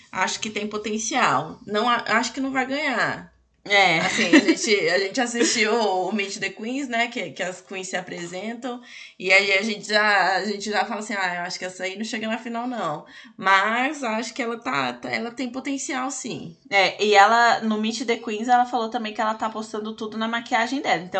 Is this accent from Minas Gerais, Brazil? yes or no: yes; Belo Horizonte, Minas Gerais, Brazil; Tenho 26 anos e sou de Belo Horizonte, Minas Gerais.